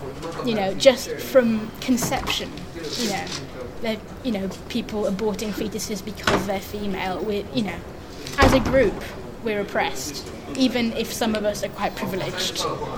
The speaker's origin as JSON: {"language": "English", "country": "France", "tie": "born there", "said": "Thatcher. That's the main reason I was born in France."}